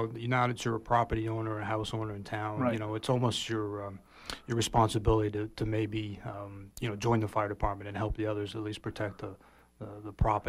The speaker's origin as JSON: {"language": "English", "town": "Mount Desert", "region": "Maine", "country": "United States", "tie": "born or raised there", "moved": "as an adult", "said": "I was released from active duty military, moved back to my hometown, down on MDI."}